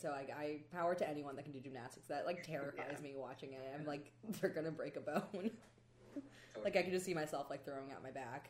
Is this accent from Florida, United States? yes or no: yes; Florida, United States; I grew up in Florida.